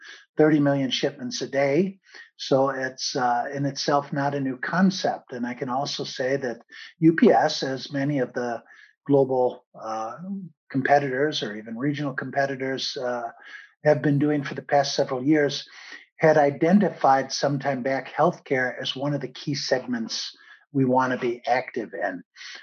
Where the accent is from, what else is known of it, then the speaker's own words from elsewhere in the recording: Chicago, Illinois, United States; moved away as an adult; also born or lived in Italy / Spain / Brussels; now in Germany; I was born and raised in Chicago, studied economics